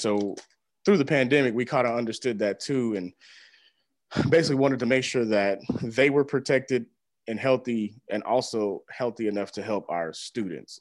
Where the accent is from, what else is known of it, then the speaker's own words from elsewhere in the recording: Houston, Texas, United States; moved away as an adult; also born or lived in Missouri; now in Springfield, United States; I came to Missouri originally from Houston, Texas, and, uh, migrated to Missouri to go to college